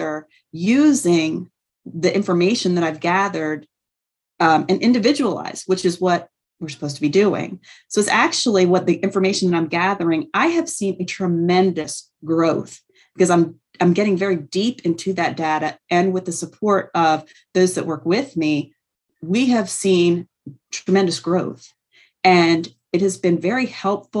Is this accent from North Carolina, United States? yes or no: yes; North Carolina, United States; also born or lived in Trenton, New Jersey; now in Camden, United States; I'm originally from North Carolina